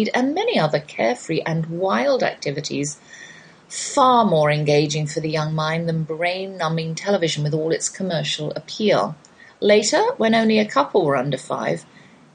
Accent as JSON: {"language": "English", "country": "United Kingdom", "said": "I'm British"}